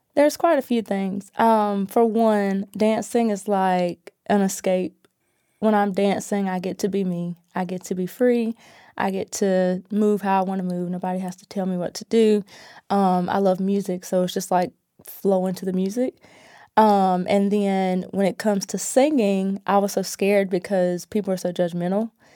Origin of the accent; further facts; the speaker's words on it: Asheboro, North Carolina, United States; now in Greensboro, United States; I was born and raised in Ashboro, North Carolina